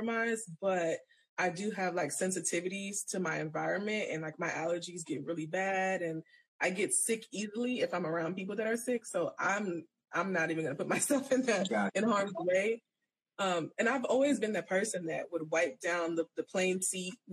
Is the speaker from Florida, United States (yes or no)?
yes; Florida, United States; I'm so from Florida